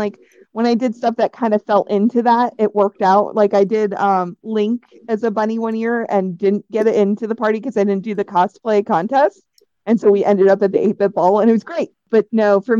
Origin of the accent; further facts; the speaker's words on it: Wisconsin, United States; I'm from Wisconsin